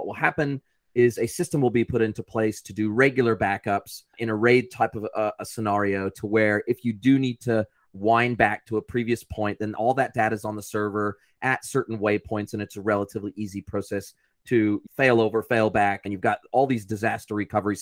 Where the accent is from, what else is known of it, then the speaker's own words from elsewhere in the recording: United States; moved away as an adult; now in New Zealand; I'm originally American and I've been in New Zealand for 25 years.